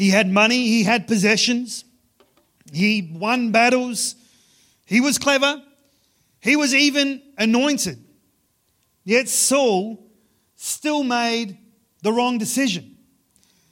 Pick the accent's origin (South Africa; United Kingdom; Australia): Australia; Ceduna, South Australia; I grew up in Ceduna. It's about a day's drive from Ceduna to Adelaide.